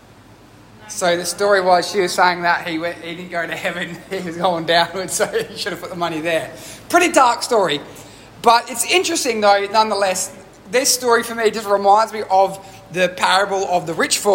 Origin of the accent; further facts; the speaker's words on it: Australia; I'm an Australian who's grown up in Australia